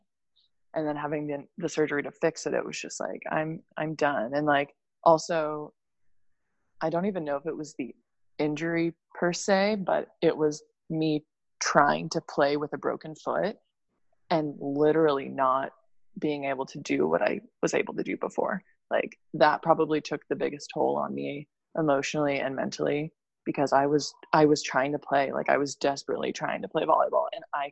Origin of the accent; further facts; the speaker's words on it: Montana, United States; moved away as an adult; also born or lived in Finland; I grew up in Montana